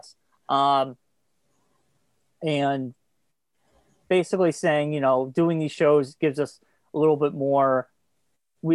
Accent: Thompsonville, United States; when I was growing up in Thompsonville

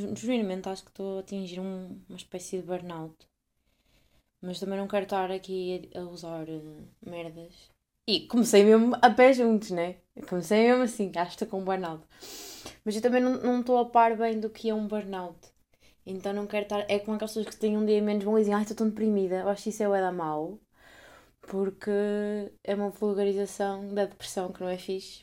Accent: Portugal; uma deputada da minha terra tinha sido eleita

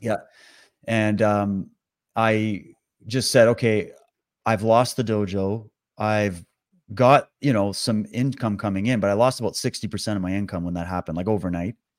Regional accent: Canada; also born or lived in Toronto / British Columbia; I'm born and raised in Canada. I've lived all over the country

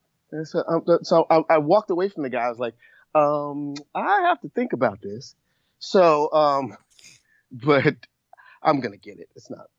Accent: New York City, New York, United States; moved away; I'm originally from New York City

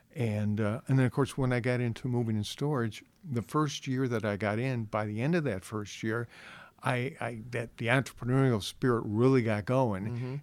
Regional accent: Chicago, Illinois, United States; moved away as an adult; now in Westfield, United States; I grew up in the Chicago area

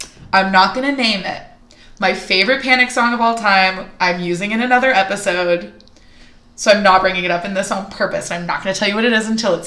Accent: California, United States; I grew up in California

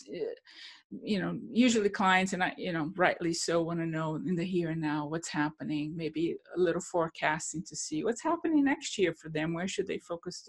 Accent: Brazil; moved away; I come from Brazil. And I grew up in a culture in which inflation was daily

